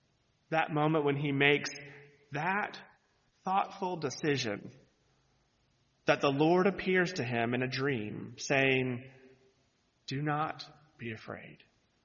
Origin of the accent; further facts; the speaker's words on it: the South, United States; I'm from the South